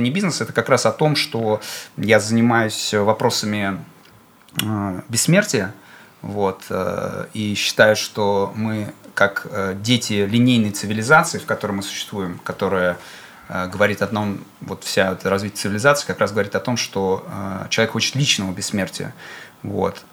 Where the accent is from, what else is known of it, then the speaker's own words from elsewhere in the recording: Bashkortostan, Russia; я башкир, и мы в Башкирии с вами